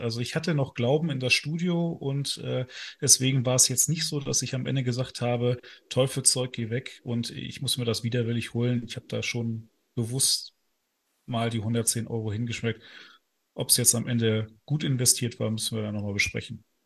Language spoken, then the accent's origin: German; Northern Germany, Germany; now in Ruhr area, Germany; aus dem hohen Norden ursprünglich